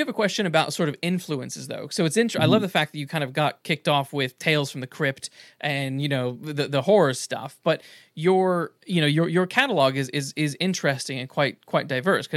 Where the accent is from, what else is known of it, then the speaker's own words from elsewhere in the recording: United States; moved away; I'm from the States